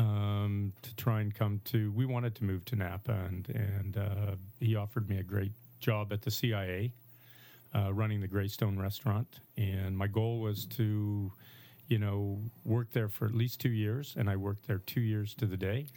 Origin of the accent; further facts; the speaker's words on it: Saskatchewan, Canada; moved away; I grew up in Saskatchewan